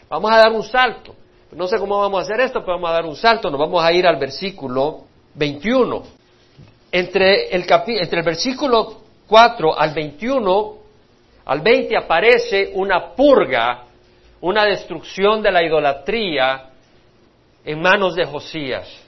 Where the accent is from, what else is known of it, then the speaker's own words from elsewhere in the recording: El Salvador; moved away; Nunca se me olvida cuando yo salí de la guerra civil de Salvador, mi hermano también, hemos salido de la guerra civil